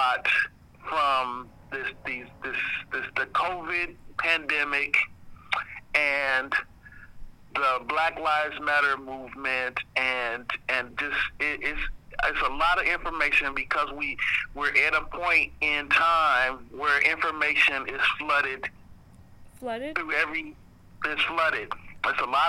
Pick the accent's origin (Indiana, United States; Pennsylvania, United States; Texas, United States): Indiana, United States; Indianapolis; I was born here. I was raised here